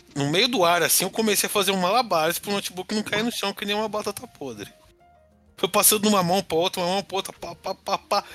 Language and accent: Portuguese; São Paulo, Brazil; Cresci na Zona Leste de São Paulo.